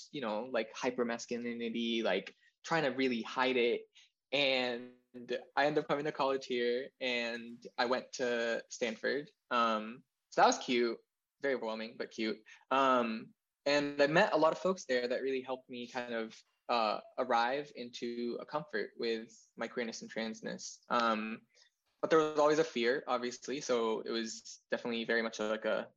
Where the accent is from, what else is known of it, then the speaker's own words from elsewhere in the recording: Jordan; moved away as an adult; now in Texas, United States; So I'm from Jordan. I said that at the start, but I was born and raised there. And I came to this empire when I was 18.